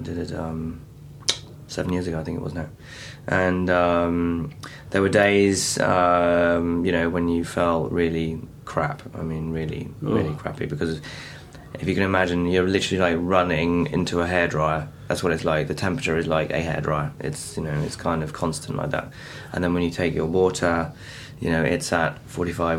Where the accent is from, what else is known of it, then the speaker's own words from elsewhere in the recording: Norfolk, East of England, United Kingdom; I'm born and raised in Norfolk